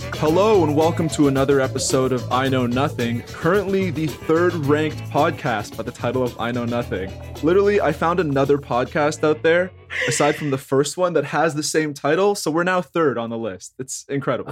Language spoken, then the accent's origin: English; Thornhill, Ontario, Canada; also from Thornhill